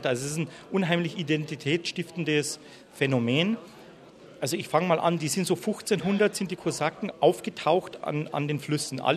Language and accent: German; Munich, Bavaria, Germany; mein Vater war Ukrainer, ich bin in München geboren, aber mein Vater war Ukrainer.